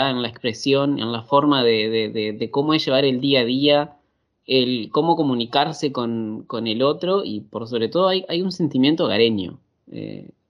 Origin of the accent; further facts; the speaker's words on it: Uruguay; now in Turin, Italy; Mira, eh, nosotros como buen uruguayo hay algo que no tenemos allá, que son las montañas